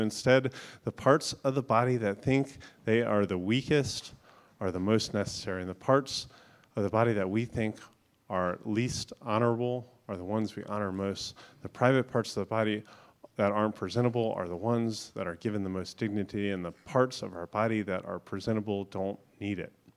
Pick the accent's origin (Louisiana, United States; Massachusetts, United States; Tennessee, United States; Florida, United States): Florida, United States; now in North Carolina, United States; I grew up in Florida, so we didn't have a lot of these big trees. When I first moved to North Carolina